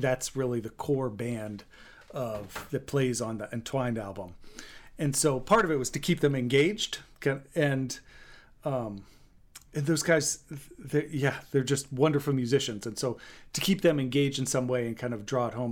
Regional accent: Maine, United States; also born or lived in Texas; I was born in Texas and grew up in Maine

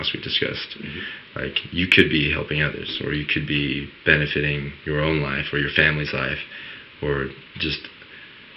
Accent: United States; I grew up in Woolley. I was born and raised.

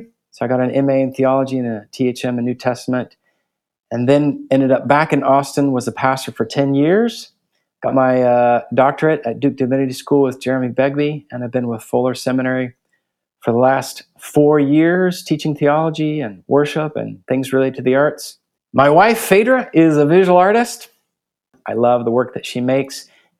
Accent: Guatemala City, Guatemala Department, Guatemala; I was born and raised in Guatemala City. My parents were missionaries. I have two sisters. My parents put us in an Austrian school, so we spoke English at home, Spanish with our friends, German at school.

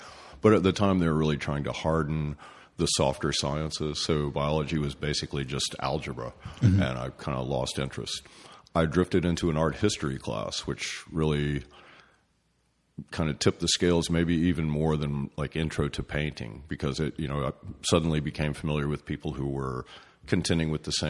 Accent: East Tennessee, United States; also born or lived in North Carolina; I was born in North Carolina, but basically grew up in East Tennessee

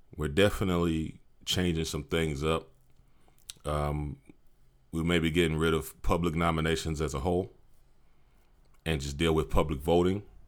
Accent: Maryland, United States; moved away as an adult; now in Austin, United States; I'm originally from Maryland.

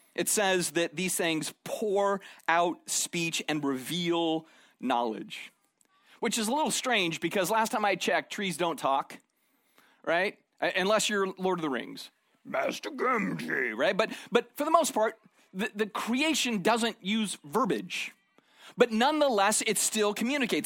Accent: Arizona, United States; moved away; I grew up in Arizona

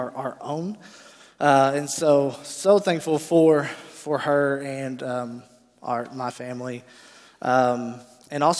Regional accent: Paragould, Arkansas, United States; I am from Paragould, Arkansas, born and raised there

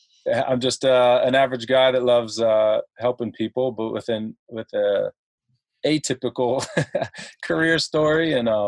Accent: United States; also born or lived in Lancaster County, Pennsylvania; I'm from the States.

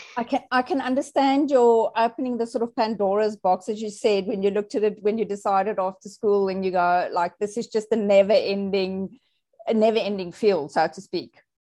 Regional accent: South Africa; I was born in South Africa. I think I was popped out of my mother's womb and I was immediately vaccinated. Like that's just how we roll in South Africa

